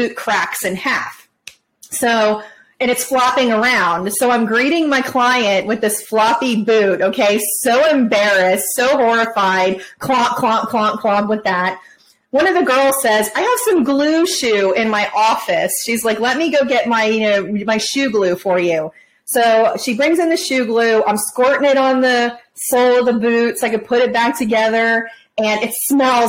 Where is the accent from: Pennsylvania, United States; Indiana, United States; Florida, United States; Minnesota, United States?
Florida, United States; I'm from Florida